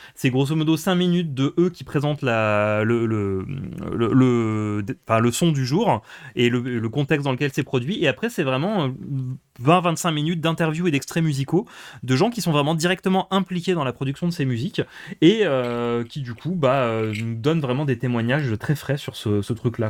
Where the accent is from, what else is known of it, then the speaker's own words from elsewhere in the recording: Moselle, Grand Est, France; j'ai grandi en Moselle